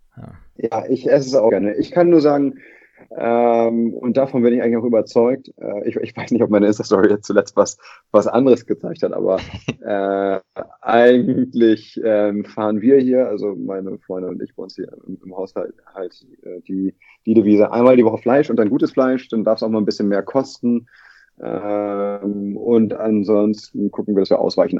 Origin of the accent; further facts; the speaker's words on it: Lübeck, Schleswig-Holstein, Germany; now in Hamburg, Germany; ich bin ja in Lübeck geboren und aufgewachsen